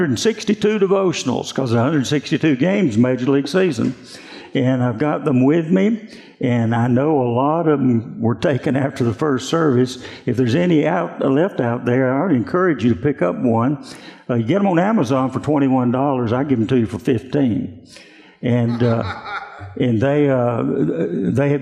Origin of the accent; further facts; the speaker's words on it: South Carolina, United States; I'm a South Carolinian